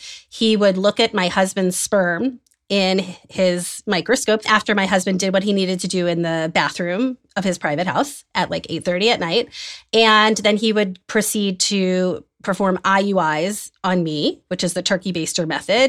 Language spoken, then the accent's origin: English; Atlanta, Georgia, United States; moved away as an adult; also born or lived in New York; now in Israel; I grew up in Atlanta, Georgia